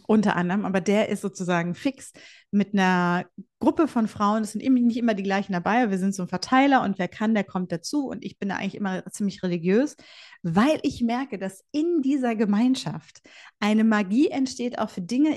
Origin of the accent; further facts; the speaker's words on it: Bielefeld, North Rhine-Westphalia, Germany; ich bin Ostwestfälin äh, durch und durch